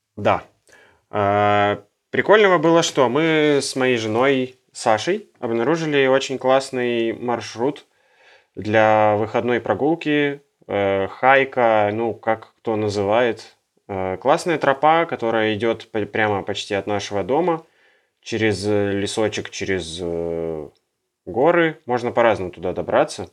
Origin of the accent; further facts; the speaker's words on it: Yekaterinburg, Sverdlovsk Oblast, Russia; moved away; мы с Урала, из Екатеринбурга.